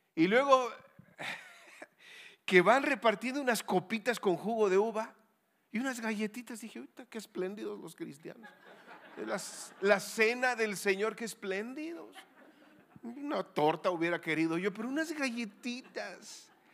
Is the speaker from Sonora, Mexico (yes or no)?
yes; Sonora, Mexico; also born or lived in Querétaro; yo vengo de Sonora tierra de vaqueros y muy caliente